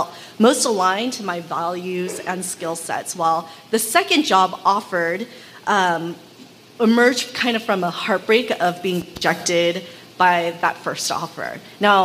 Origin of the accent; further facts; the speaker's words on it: Los Angeles, California, United States; also born or lived in Oakland; I was also born and raised in Los Angeles as an adolescent by immigrant parents